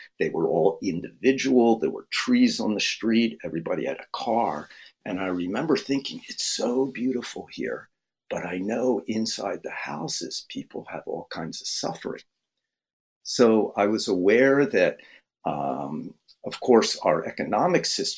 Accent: Philadelphia, Pennsylvania, United States; I grew up in Philadelphia with white kids, black kids, all the religions

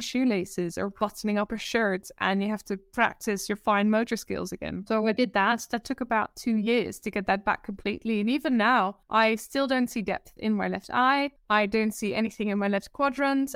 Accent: Netherlands; accent: Dutch; English is a second language; moved away as an adult; also born or lived in Amsterdam, Netherlands / Guildford, United Kingdom; now in United Kingdom; Born and raised in the Netherlands in a small town

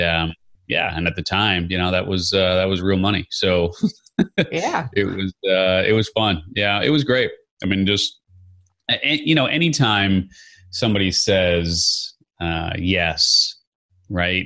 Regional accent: Chicago, Illinois, United States; I grew up in Chicago

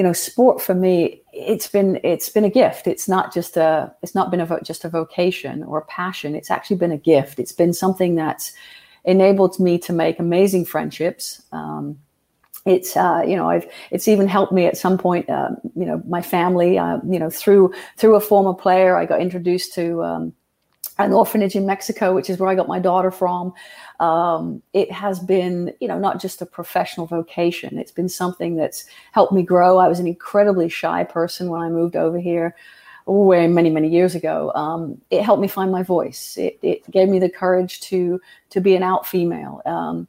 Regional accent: England, United Kingdom; now in United States; I grew up in England, and it's incredibly tribal there.

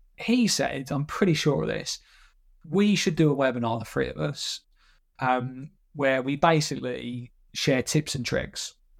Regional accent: Essex, East of England, United Kingdom; I'm, I'm from Essex

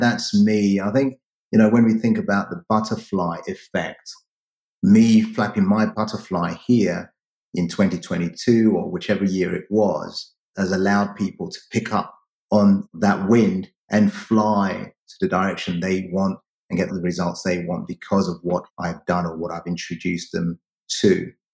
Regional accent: United Kingdom; born or raised there; also born or lived in Ghana

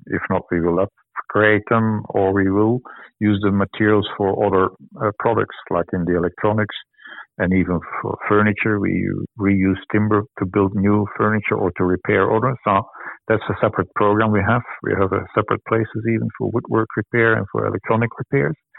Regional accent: Belgium; moved away as an adult; now in Sydney, Australia; I come from Belgium. I moved here more than 10 years ago

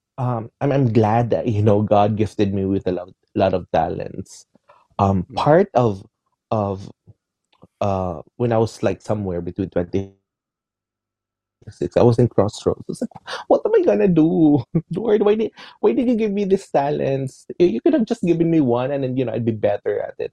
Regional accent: Philippines; I'm Filipino

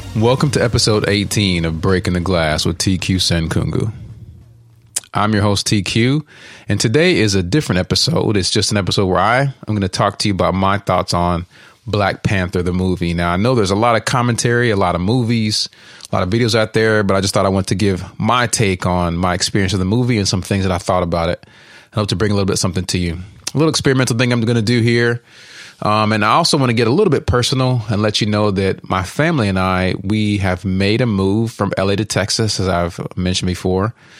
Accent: Uganda; now in United States; I'm from Uganda

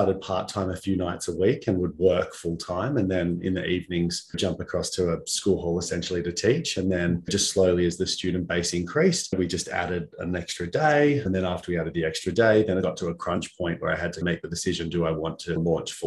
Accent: Muswellbrook, New South Wales, Australia; also born or lived in Singleton / Gosford, Central Coast; I grew up in the Hunter Valley in a town called Musslebrook and lived there until I was probably about 12, 13 years of age.

